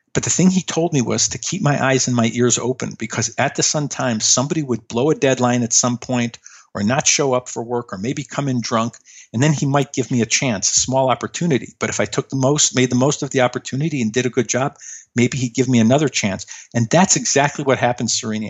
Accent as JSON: {"language": "English", "town": "Chicago", "region": "Illinois", "country": "United States", "tie": "born or raised there", "said": "I grew up in Chicago"}